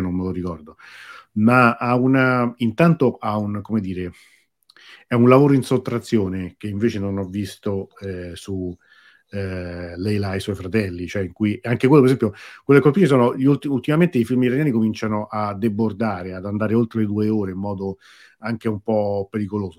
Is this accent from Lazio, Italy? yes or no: yes; Rome, Lazio, Italy; io sono di Roma, trasmetto da Roma